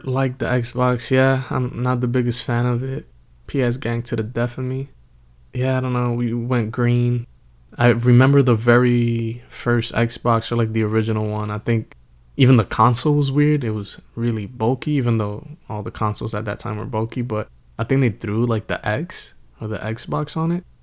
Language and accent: English; Northeast, United States; we are from the Northeast.